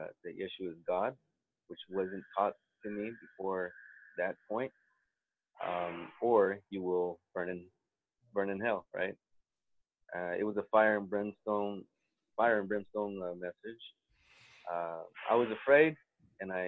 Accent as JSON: {"language": "English", "region": "South Texas", "country": "United States", "tie": "born or raised there", "also_born_or_lived": "Mexico", "accent": "Sephardic", "moved": "yes", "lives_now": "Beit Shemesh, Israel", "said": "I was born in Mexico, and I grew up in South Texas."}